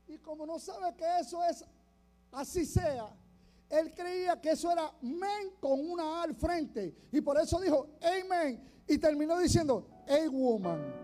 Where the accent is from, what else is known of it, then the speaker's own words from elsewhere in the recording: Puerto Rico; soy de Boriquén